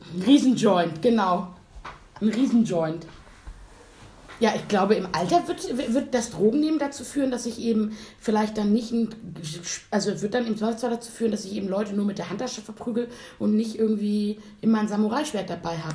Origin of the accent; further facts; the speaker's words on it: Hamburg, Germany; wir haben nicht mitten in Hamburg gewohnt, sondern sozusagen am Stadtrand